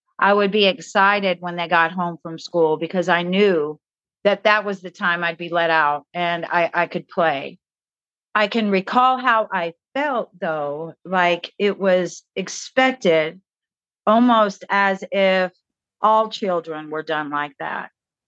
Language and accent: English; Newport News, Virginia, United States; born there; I was born in Newport News, Virginia, to a father that was a nuclear physicist and my mother was a nurse.